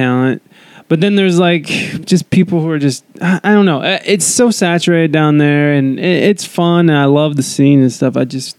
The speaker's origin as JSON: {"language": "English", "region": "Ohio", "country": "United States", "tie": "born or raised there", "moved": "yes", "lives_now": "West Coast, United States", "said": "I'm from Ohio, so like coming up. in Ohio"}